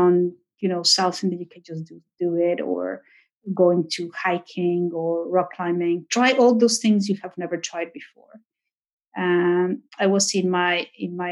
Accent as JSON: {"language": "English", "country": "Mexico", "moved": "as an adult", "lives_now": "United Kingdom", "said": "I was the only Mexican, so the Spaniards kind of adopted me. But I was thinking, no, you know, I came all over from Mexico"}